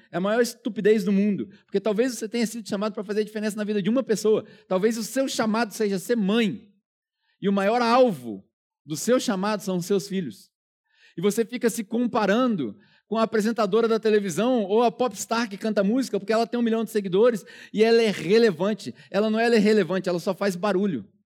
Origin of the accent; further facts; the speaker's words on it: Brazil; moved away as an adult; also born or lived in New Zealand; Eu não tinha a menor pretensão de voltar pro Brasil